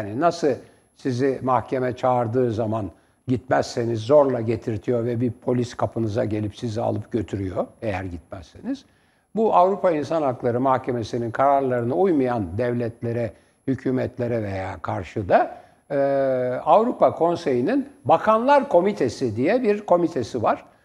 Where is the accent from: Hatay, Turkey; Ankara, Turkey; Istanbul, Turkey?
Istanbul, Turkey; Ben tramvayla İstanbul'da büyüdüm. Yani bazen para yokken kapıya asılınır.